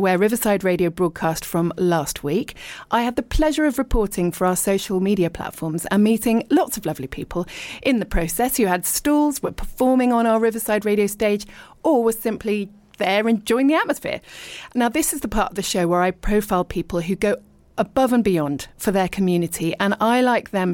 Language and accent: English; Richmond, London, United Kingdom; moved away as an adult; also born or lived in abroad / East Sheen; I was born in Richmond and I lived and worked in London, but then I lived abroad for a really long time. So I'm now back in the UK and I live in leafy East Sheen